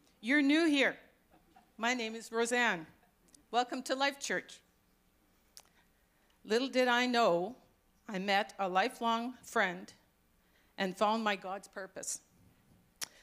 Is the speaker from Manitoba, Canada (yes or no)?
yes; Manitoba, Canada; moved away as an adult; now in Ladner, Canada; I'm originally from Manitoba